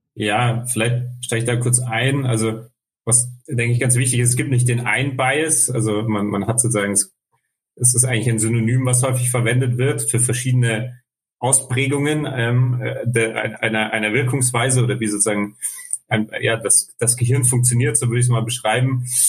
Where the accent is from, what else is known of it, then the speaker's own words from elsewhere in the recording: Munich, Bavaria, Germany; geboren, aufgewachsen in München